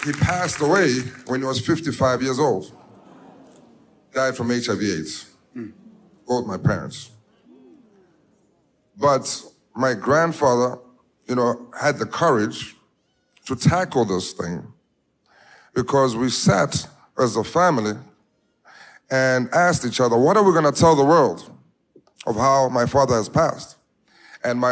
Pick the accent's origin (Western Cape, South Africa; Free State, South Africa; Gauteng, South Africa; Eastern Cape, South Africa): Gauteng, South Africa; Johannesburg; I was born in Soweto, in the hood, in the ghetto of South Africa, Johannesburg